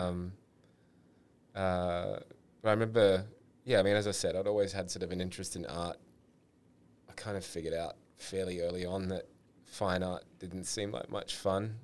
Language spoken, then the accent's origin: English; Sydney, New South Wales, Australia; grew up in Sydney, had two brothers